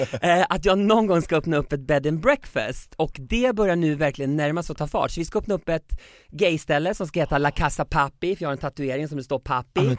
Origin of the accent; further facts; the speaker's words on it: Sweden; now in Mexico City, Mexico; jag var hemma i Sverige